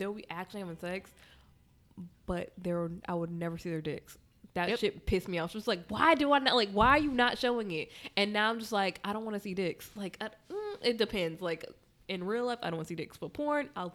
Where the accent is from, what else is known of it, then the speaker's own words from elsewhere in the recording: North Carolina, United States; moved away; I'm not from here. I'm from North Carolina